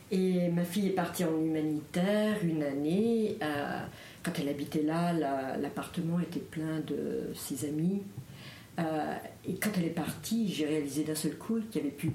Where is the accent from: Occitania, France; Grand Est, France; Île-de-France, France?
Grand Est, France; Alsace; now in Paris, France; je, je suis moi aussi alsacienne d'origine